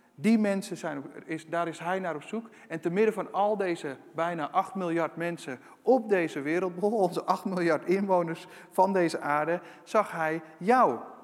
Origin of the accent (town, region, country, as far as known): Netherlands